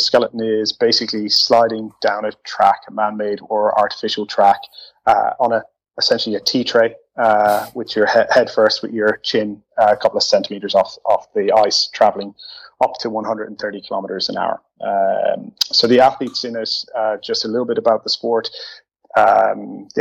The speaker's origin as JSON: {"language": "English", "country": "Ireland", "moved": "as an adult", "lives_now": "Netherlands", "said": "So originally I'm from Ireland. I relocated to the Netherlands close to 7 years ago"}